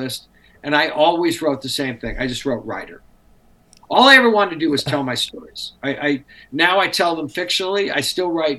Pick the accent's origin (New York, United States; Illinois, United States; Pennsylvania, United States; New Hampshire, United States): New Hampshire, United States; Nashua; growing up in Nashville, New Hampshire